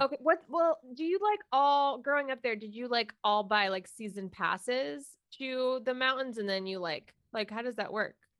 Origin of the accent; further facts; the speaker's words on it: Florida, United States; I'm from Florida